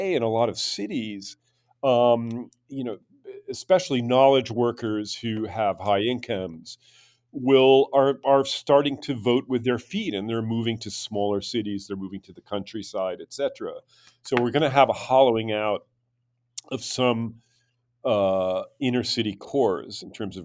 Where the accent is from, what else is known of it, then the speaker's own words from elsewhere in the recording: United States; speaking as an American